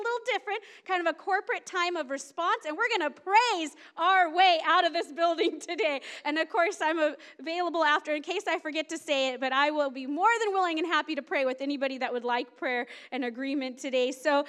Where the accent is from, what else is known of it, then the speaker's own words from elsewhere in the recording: Seattle, Washington, United States; moved away; I came from the Seattle area.